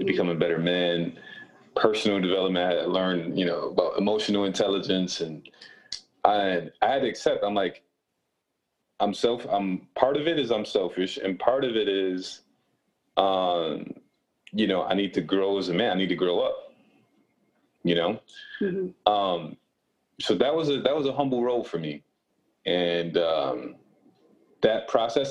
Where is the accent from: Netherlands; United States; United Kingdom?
United States; Rochester, New York; also born or lived in Buffalo, New York; I was born and raised in Rochester, New York.